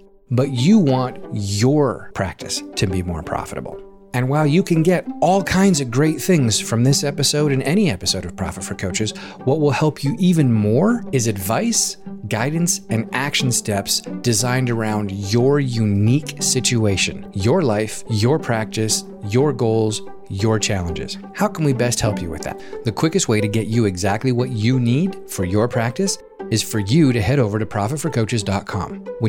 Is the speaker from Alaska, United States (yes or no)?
yes; Alaska, United States; I grew up in Alaska, and in Alaska, we do a lot of fishing.